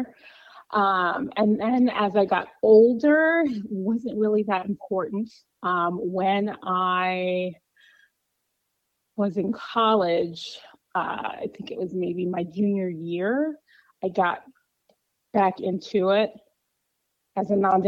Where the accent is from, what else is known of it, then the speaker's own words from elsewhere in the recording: Chicago, Illinois, United States; I grew up in Chicago, left a couple times for work, but now I'm back